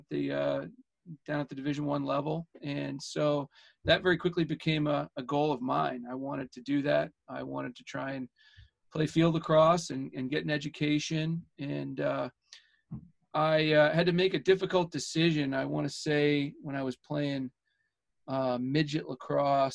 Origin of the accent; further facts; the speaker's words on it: Edmonton, Alberta, Canada; moved away; I grew up in Edmonton, Alberta, Canada